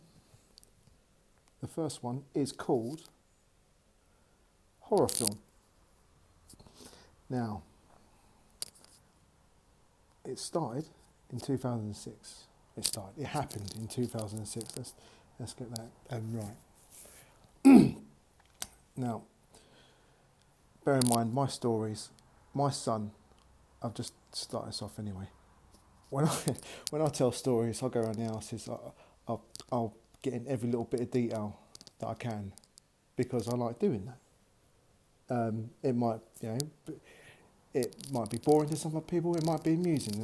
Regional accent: Mitcham, London, United Kingdom; moved away as an adult; now in Bournemouth, United Kingdom; I'm originally from Southwest London. From a glorious town called Mitcham.

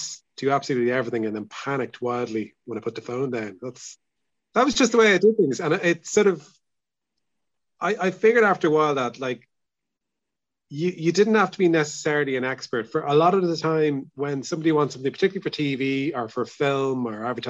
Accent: Dublin, Leinster, Ireland; also born or lived in Salthill, Galway; now in Galway, Ireland; I'm from Dublin. I feel like I'm a permanent blow-in now, really

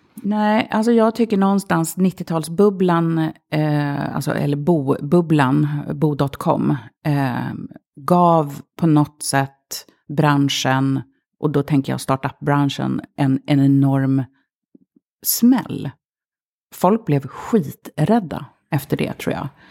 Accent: Stureby, Stockholm County, Sweden; Det är ju otroligt mycket mediamänniskor som bor i Stureby och tv-profiler och så vidare. Eh, då för tiden eh, så var det arbetarklass. Det fanns inte en invandrare så långt ögat nådde. Alla mina kompisar hette Jenny, Linda, Jessica, Anna

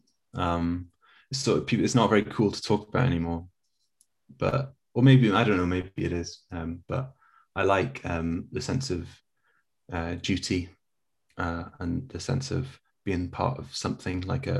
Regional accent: England, United Kingdom; also born or lived in South Korea; I'm too English

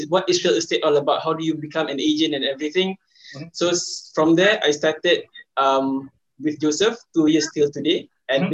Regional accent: Shah Alam, Selangor, Malaysia; I'm from Shah Alam

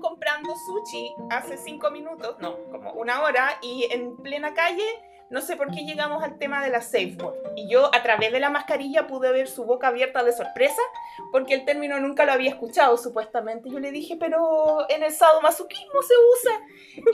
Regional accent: Valparaíso, Chile; yo soy porteña

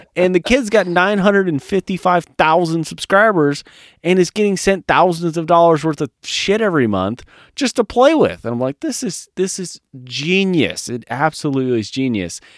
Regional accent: California, United States; born or raised there; moved away as an adult

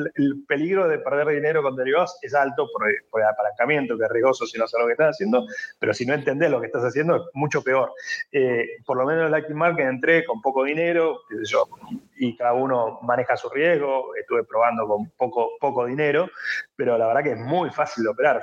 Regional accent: France; accent: French; Spanish is a second language; also born or lived in Hong Kong; somos los tres franceses, pero quizás lo sabe ahora con mi acento

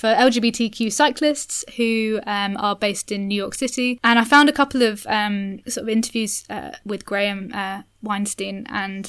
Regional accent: Cambridge, East of England, United Kingdom; now in London, United Kingdom; I grew up in Cambridge

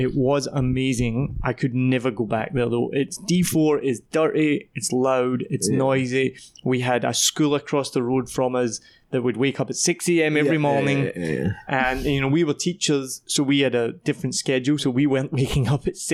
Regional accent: Scotland, United Kingdom; also born or lived in Wellington, New Zealand; now in Vietnam; I'm from Scotland

